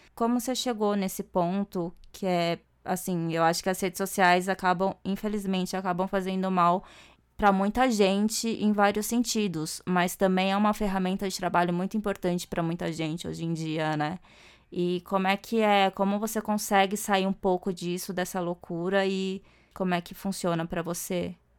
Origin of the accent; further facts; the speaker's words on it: Brazil; moved away as an adult; now in Japan; eu nasci aqui no Brasil e demorei pra ir pro Japão. Fui em 2018 só